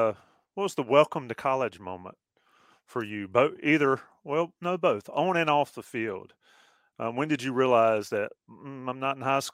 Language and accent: English; North Carolina, United States; I'm from North Carolina too, went to UNC, got a family full of that.